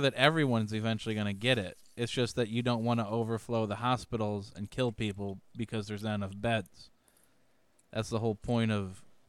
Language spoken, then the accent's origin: English; Chicago, Illinois, United States; I was born and raised in Chicago.